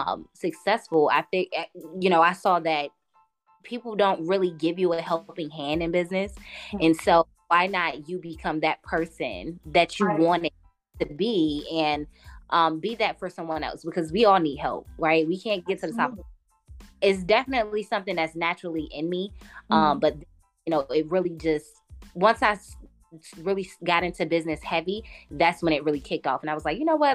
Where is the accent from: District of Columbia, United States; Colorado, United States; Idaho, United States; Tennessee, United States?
District of Columbia, United States; Washington; now in Atlanta, United States; I'm from DC originally